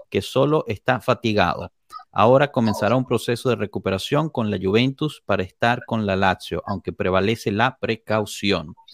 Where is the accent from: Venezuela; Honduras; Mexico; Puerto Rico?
Honduras; Como hondureño